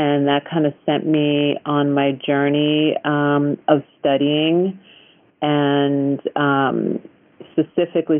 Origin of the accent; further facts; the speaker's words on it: Long Island, New York, United States; now in Topanga, United States; I was brought up on Long Island.